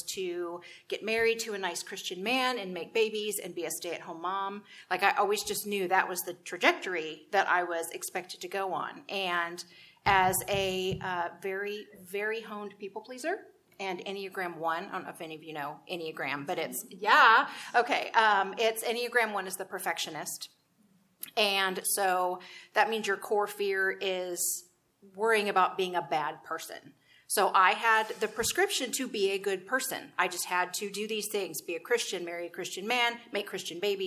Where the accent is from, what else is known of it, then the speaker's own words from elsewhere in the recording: Texas, United States; I was raised in Texas, where there's a church on every corner